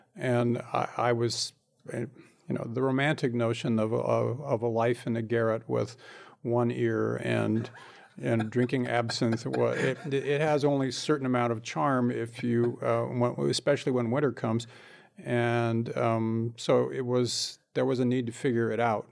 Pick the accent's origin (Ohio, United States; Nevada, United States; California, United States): California, United States; Bakersfield; I grew up in Bakersfield